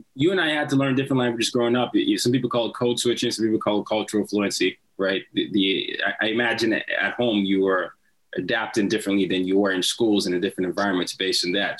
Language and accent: English; Nigeria; I'm from Nigeria